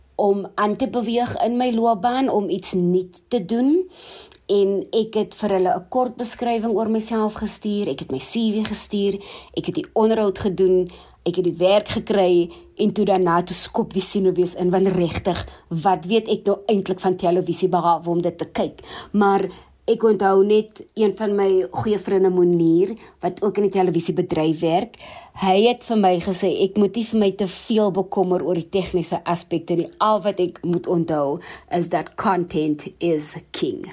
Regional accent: Worcester, Western Cape, South Africa; now in Johannesburg, South Africa; Ek is oorspronklik van Woester waar ek seker is dit vanaand baie baie warm is. Ek het my laerskoolloopbaan begin by Essen Park Primêre Skool

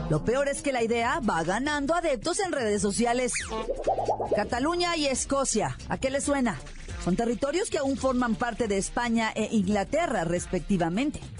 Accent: Mexico; Todos somos mexicanos.

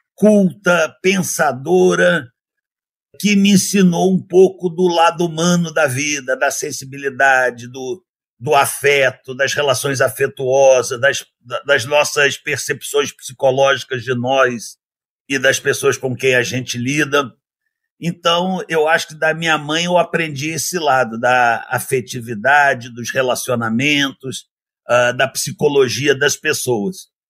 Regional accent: Rio de Janeiro, Brazil; also born or lived in United States; eu sou nascido no Rio de Janeiro, eu nasci numa família de classe média do Rio de Janeiro

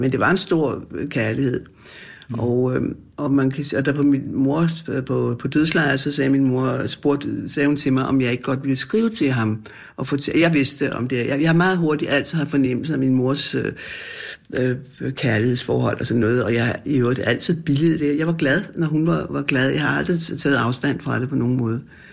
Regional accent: Frederiksberg, Capital Region of Denmark, Denmark; jeg voksede op, og jeg har altid boet på Frederiksberg.

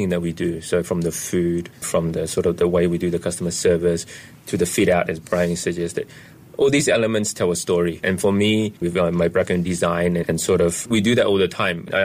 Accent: Australia; moved away; I grew up in Australia

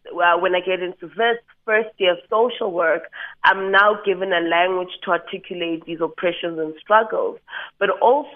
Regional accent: Johannesburg, Gauteng, South Africa; Born and bred in Johannesburg, so I'm the original city girl

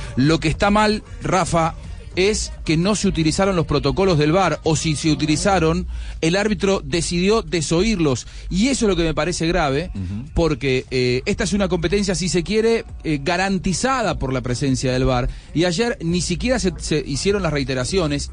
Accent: Argentina; soy argentino

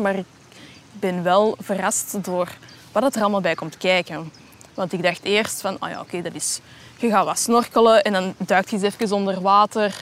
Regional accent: Antwerp, Flanders, Belgium; ik hier als Antwerpenaar

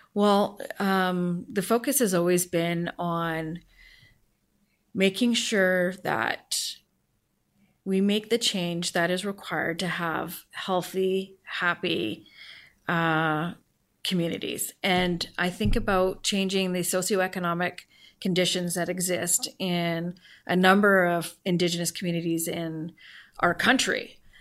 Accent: Vancouver, British Columbia, Canada; also born or lived in Port Alberni; born and raised in Vancouver, moved to Port Alberni, taking my entire family with me

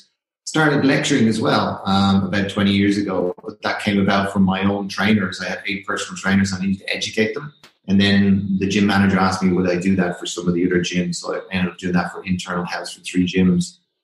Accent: Ireland; accent: Irish; well, obviously I'm Irish and you can tell by the accent I've still got a little bit of it.

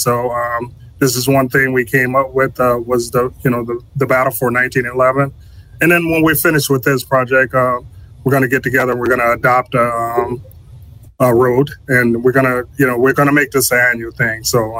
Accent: Benton Harbor, Michigan, United States; when I returned back home here to Benton Harbor, born and raised in Benton Harbor

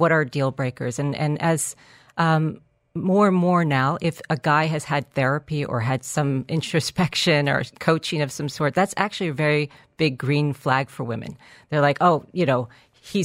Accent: New York, United States; now in Dubai, United Arab Emirates; I'm from New York.

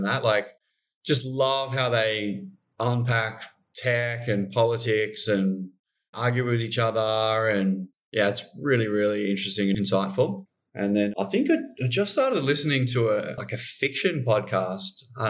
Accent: Queensland, Australia; being a Queenslander

